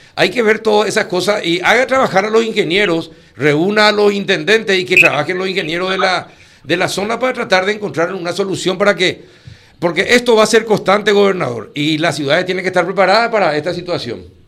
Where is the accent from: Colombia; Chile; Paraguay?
Paraguay; vamos a ser paraguayos